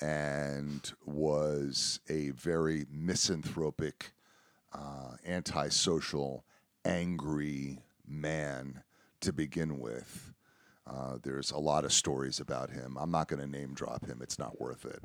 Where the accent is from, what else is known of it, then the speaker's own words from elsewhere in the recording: South Florida, United States; moved away; I'm from South Florida